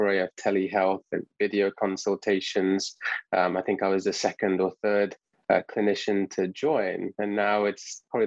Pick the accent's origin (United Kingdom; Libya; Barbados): United Kingdom; England; moved away as an adult; also born or lived in Canada; now in United States; as you can probably tell from my accent, I'm from England. So I did all my training over there